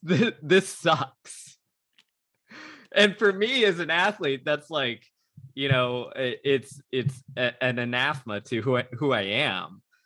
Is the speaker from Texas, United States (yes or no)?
yes; Houston, Texas, United States; my hometown of Houston, Texas